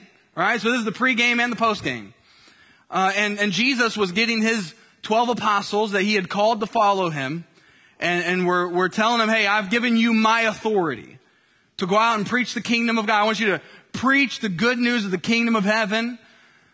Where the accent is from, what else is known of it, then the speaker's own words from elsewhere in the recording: Indiana, United States; I grew up in Indiana